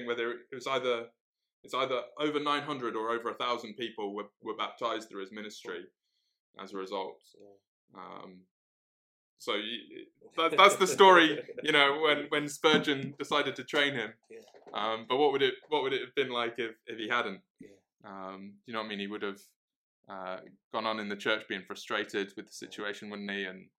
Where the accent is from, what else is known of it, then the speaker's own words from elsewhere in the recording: Cheltenham, South West England, United Kingdom; now in Middlesbrough, United Kingdom; I'm originally from Cheltenham. That's where I grew up.